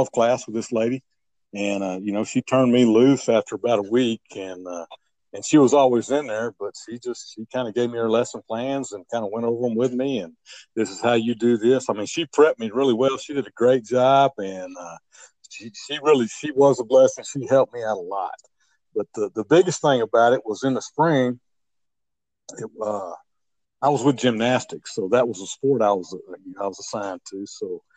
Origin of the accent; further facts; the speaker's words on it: Fremont, United States; moved away; I grew up in Fremont. I went to school all 12 years there